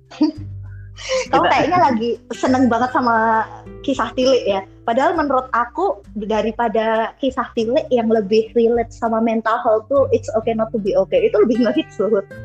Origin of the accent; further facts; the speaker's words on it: Surakarta, Central Java, Indonesia; di kampungku aja yang udah di pasar Kliwon notabene uh, Solo